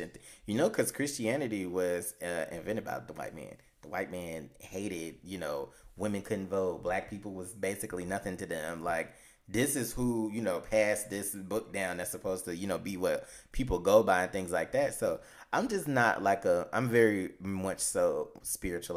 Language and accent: English; Chicago, Illinois, United States; we're from Chicago